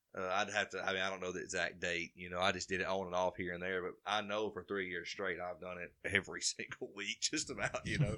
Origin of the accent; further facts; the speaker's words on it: Carbon Hill, Alabama, United States; I'm from Carbondale, Alabama, born and raised